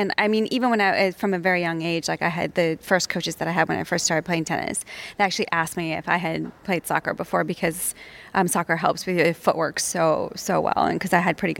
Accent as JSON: {"language": "English", "region": "New England", "country": "United States", "tie": "born or raised there", "said": "growing up in New England in the northeastern part of the States"}